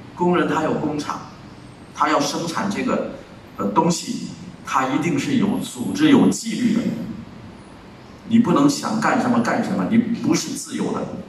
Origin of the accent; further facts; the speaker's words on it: China; 我们中国人